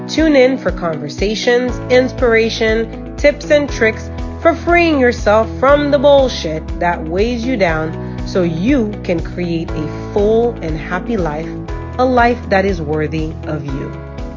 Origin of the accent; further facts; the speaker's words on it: Haiti; also born or lived in New York; I actually was born in New York, but when I was six months old, we moved to Haiti. So I grew up there